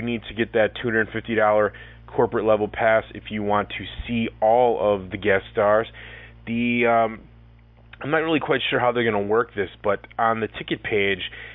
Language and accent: English; Racine, Wisconsin, United States; my hometown Racine, Wisconsin